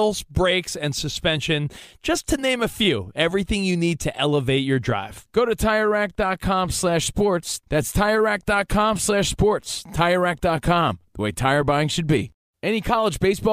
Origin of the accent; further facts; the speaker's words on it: New Jersey, United States; I'm from New Jersey